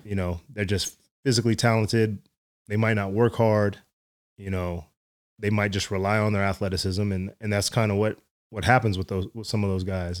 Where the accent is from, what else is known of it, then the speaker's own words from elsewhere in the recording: Dallas, Texas, United States; also born or lived in West Virginia / San Antonio; I grew up in Dallas